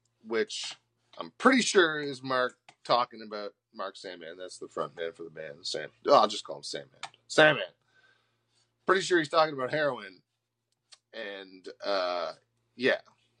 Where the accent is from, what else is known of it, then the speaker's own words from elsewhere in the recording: Nova Scotia, Canada; You're from BC. I'm from Nova Scotia. Coast to coast.